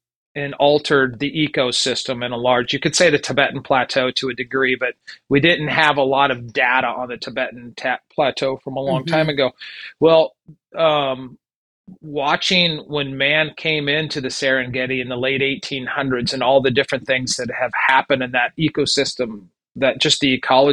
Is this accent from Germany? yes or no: no; Albany, Minnesota, United States; moved away; I grew up in Minnesota and was the last generation of the 30 to 50 cow dairy farm